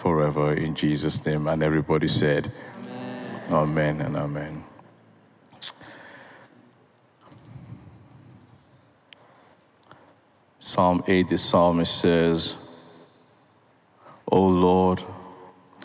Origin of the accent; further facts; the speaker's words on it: Nigeria; I'm a Nigerian.